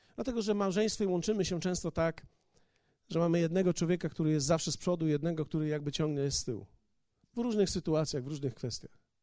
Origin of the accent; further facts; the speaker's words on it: Poland; Kulawy bom z Polski